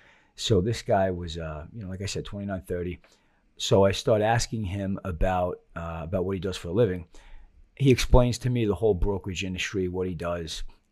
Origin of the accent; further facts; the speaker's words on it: Long Island, New York, United States; now in Florida, United States; I grew up on Long Island.